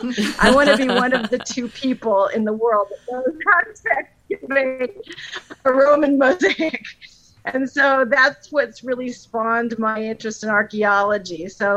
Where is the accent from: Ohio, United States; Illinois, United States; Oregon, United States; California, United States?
Ohio, United States; Northeast; I grew up in Northeast Ohio, and it's somewhere in Ohio.